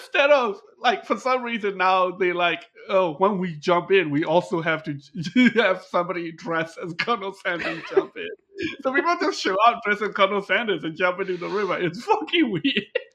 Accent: Australia; now in Japan; I'm Australian

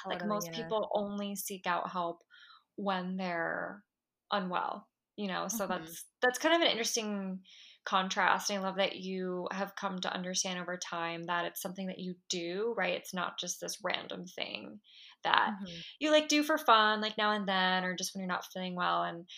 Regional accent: Belmar, New Jersey, United States; now in New York City, United States; I'm originally from New Jersey. I'm like proudly from New Jersey too. I know a lot of people don't like Jersey, but I love it. Like I'm definitely a Jersey girl. I grew up by the shore.

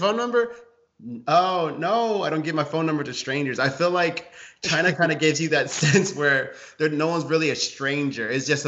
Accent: Ghana; Like, yeah, I'm from Africa. I'm okay. I'm Ghanaian.

